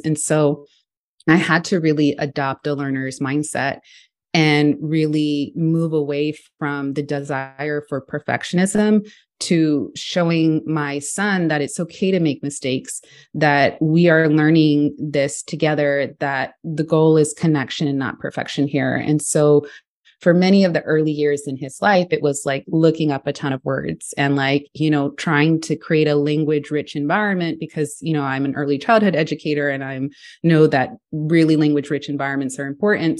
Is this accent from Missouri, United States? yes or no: no; Houston, Texas, United States; I grew up in Texas, in Houston, Texas